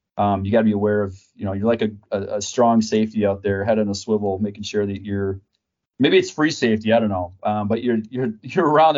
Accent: Packer country, Wisconsin, United States; I grew up in Packer country

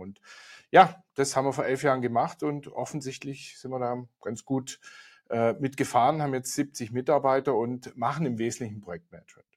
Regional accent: Swabia, Baden-Württemberg, Germany; now in Munich, Germany; hier aus München. Der eine oder andere wird es hören. Ich komme ursprünglich mal aus Schwaben

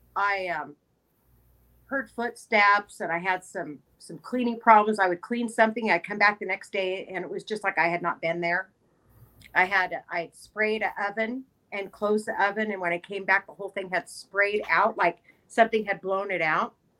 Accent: Bishop, California, United States; I was raised in Bishop

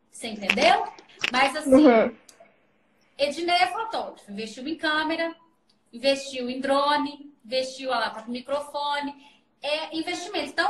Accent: Minas Gerais, Brazil; Mas eu sou mineira, nasci em Minas. Eu só falo seis, é vai, na vai, na foi.

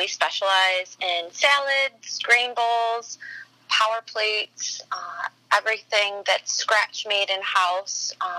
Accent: Syracuse, New York, United States; born there; also born or lived in New Hartford; I was born in Syracuse.

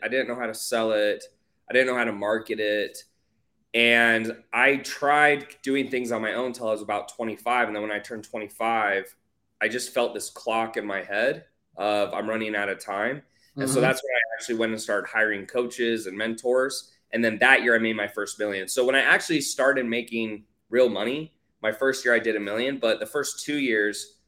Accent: Houston, Texas, United States; now in Miami, United States; I grew up in Houston, but I've been living in Miami for the last 4 to 5 years

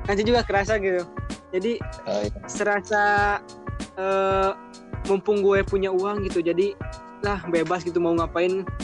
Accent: West Java, Indonesia; accent: Sundanese; Indonesian is a second language; masih logat Sunda gitu.

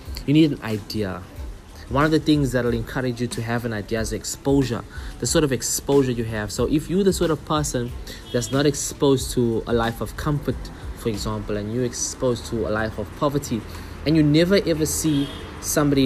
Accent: Durban, KwaZulu-Natal, South Africa; In the community I grew up in Durban, a very small community

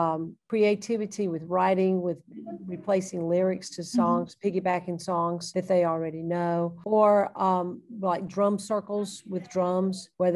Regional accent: Thomaston, Georgia, United States; I grew up in Thomaston, Georgia, and went to the public school there, R.E. Lee Institute.

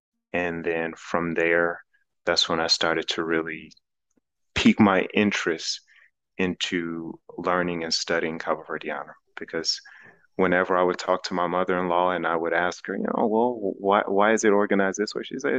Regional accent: Chicago, Illinois, United States; first language English; moved away; Growing up, my family, I grew up in Chicago. So, you know, Chicago is a diverse city. But my parents always emphasized the importance of learning other languages.

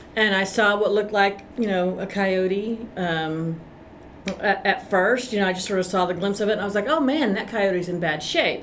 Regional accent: Austin, Texas, United States; also born or lived in Greenville, Texas; I'm from Austin, Texas, although I was born in Greenville

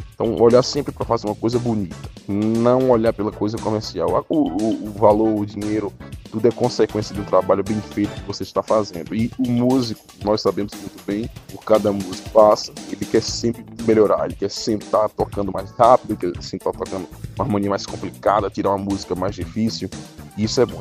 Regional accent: Juazeiro, Bahia, Brazil; also born or lived in Rio de Janeiro; Eu sou um filho da terra, eu nasci aqui em Juazeiro

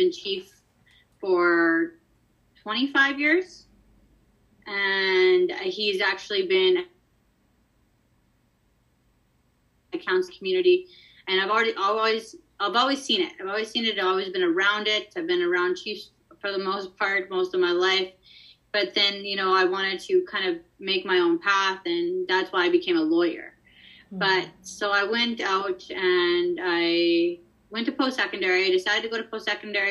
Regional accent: Whitecap Dakota First Nation, Saskatchewan, Canada; I'm from Wapahaska Oyate, which is Whitecap Dakota First Nation, which is just south of Saskatoon in Saskatchewan

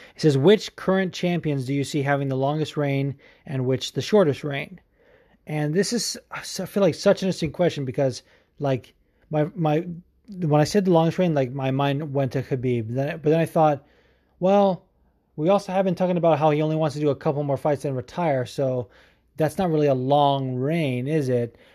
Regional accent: California, United States; we're both actually from California

